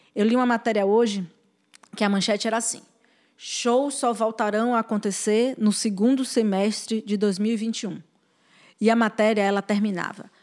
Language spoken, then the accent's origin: Portuguese; Bahia, Brazil; sou baiana, mãe, mulher e formiga